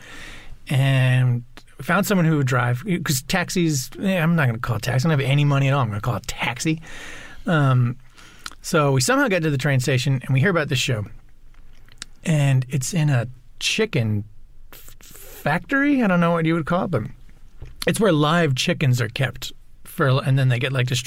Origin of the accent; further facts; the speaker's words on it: Long Island, New York, United States; I grew up on Long Island